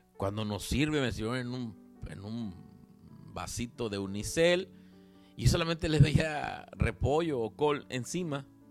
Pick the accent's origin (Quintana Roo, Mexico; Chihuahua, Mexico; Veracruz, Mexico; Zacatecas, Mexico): Veracruz, Mexico; de acá, de donde yo soy, en Veracruz